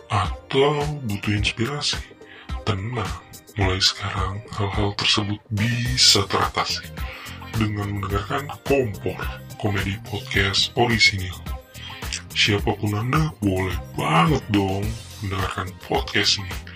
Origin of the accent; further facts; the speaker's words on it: Jakarta, Indonesia; born there; gue lahir di Jakarta 11 November 1995